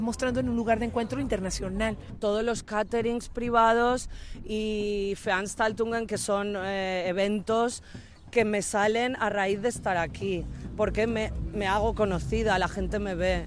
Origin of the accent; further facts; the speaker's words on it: Valencian Community, Spain; now in Berlin, Germany; somos valencianos